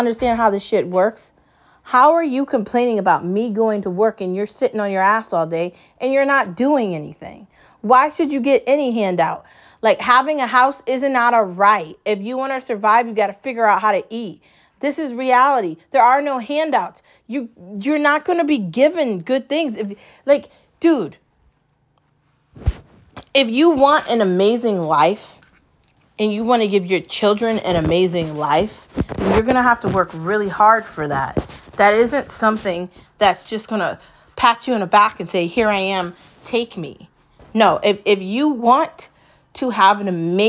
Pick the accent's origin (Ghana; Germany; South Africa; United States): United States; I live here and I'm American